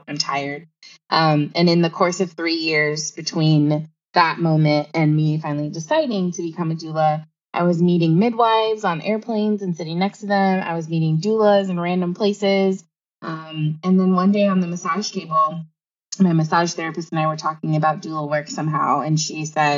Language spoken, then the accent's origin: English; Los Angeles, California, United States; moved away as an adult; now in Seattle, United States; I am originally from Tongva Land, also known as Los Angeles, California